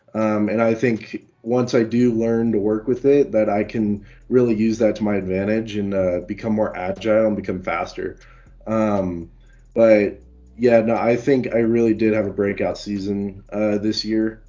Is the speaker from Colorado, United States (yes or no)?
yes; Colorado, United States; I've been born and raised in Colorado